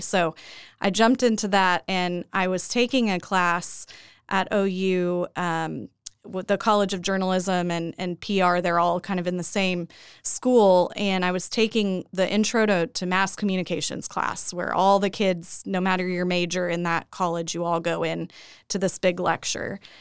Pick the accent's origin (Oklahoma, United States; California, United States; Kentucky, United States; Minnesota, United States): Oklahoma, United States; Edmond; I grew up here in Oklahoma, uh, born and raised in Edmond